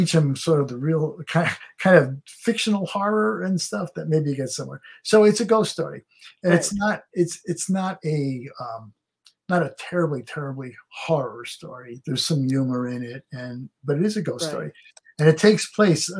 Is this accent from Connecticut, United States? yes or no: yes; Connecticut, United States; I grew up in Connecticut